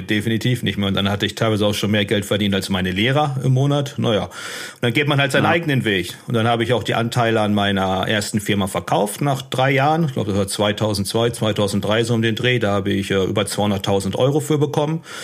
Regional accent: Unna, North Rhine-Westphalia, Germany; moved away as an adult; also born or lived in Dortmund / Sydney / Shanghai; ich bin in Dortmund geboren im Jahr 82 und ähm, relativ früh ist mein Vater gestorben. Ich habe noch zwei Geschwister. Äh, Melina und Maximilian. Und ähm, ich bin in Unna dann groß geworden

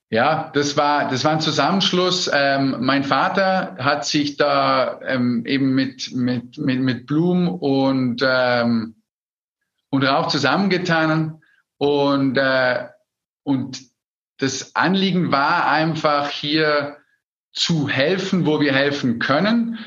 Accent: Austria; bei uns in Österreich, wo wir sehr stark tourismusabhängig sind

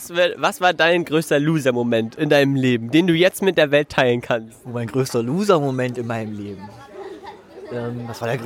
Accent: Magdeburg, Saxony-Anhalt, Germany; Äh, ja, ich bin aus Magdeburg.

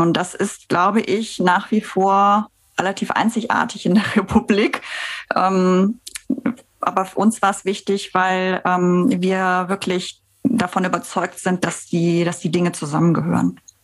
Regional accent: Bensberg, North Rhine-Westphalia, Germany; moved away; ich bin aufgewachsen in Bensberg. Das ist ja so vor den Toren von Köln.

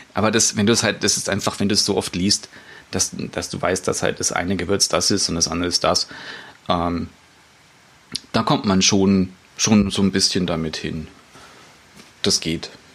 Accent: Germany; bei uns in Deutschland

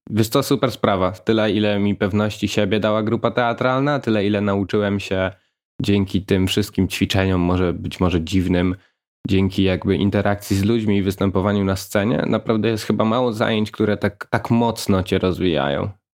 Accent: Łańcut, Subcarpathian Voivodeship, Poland; Niedaleko Rzeszowa. Małe miasteczko malownicze o nazwie Łańcut

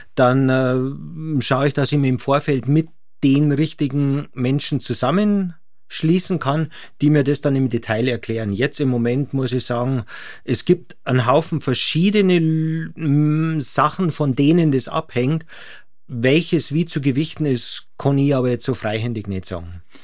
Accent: Munich, Bavaria, Germany; ich bin als Münchner mit Ski aufgewachsen von Anfang

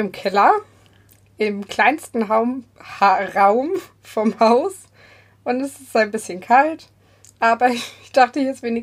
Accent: Bavaria, Germany; Und ja, ich komme auch aus dem Münchner Südosten.

